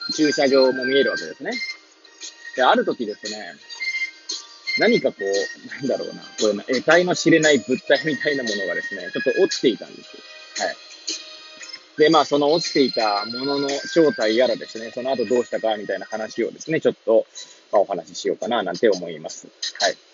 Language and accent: Japanese; Hachioji, Tokyo, Japan; moved away as an adult; now in Kamaishi, Japan; 八王子生まれ、八王子育ち、震災の前の年から玉石で働く